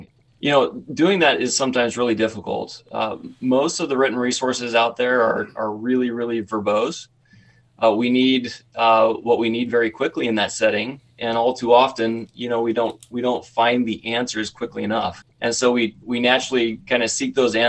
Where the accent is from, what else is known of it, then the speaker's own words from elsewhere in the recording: Southeast Idaho, United States; I grew up in Southeast Idaho.